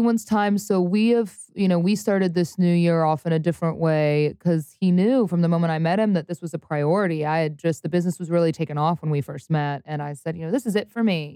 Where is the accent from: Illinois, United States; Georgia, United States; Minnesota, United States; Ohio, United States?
Ohio, United States; Cincinnati; moved away; also born or lived in Louisville, Kentucky; I grew up in Cincinnati, Ohio